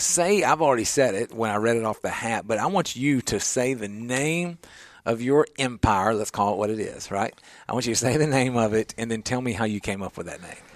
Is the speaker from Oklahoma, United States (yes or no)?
no; Nashville, Tennessee, United States; I grew up in the Creve Hall area in a cul-de-sac